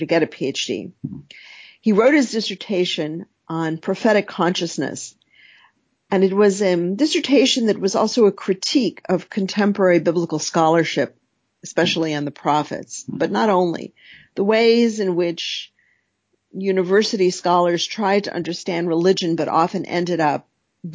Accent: New York City, New York, United States; I grew up in New York City

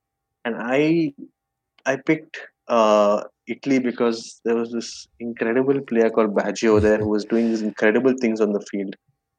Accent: Bangalore, Karnataka, India; Bangalore. And so this is one of these old Bangalore bungalows where you actually have space

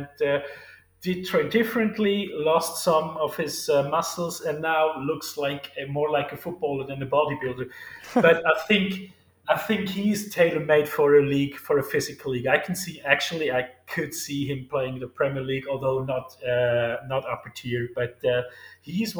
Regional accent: Switzerland; my home country

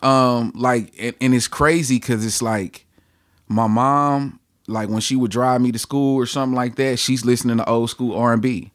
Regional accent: Ferguson, Missouri, United States; I am from Ferguson, uh, born and raised in Ferguson.

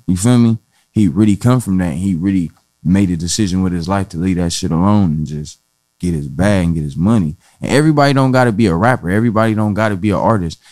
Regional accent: Compton, California, United States; I'm from Compton, California, the West Side to be exact, Alonzo Central

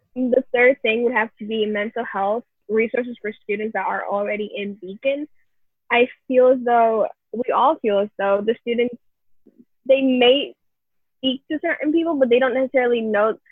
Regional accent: New York City, New York, United States; I'm from originally from the Bronx

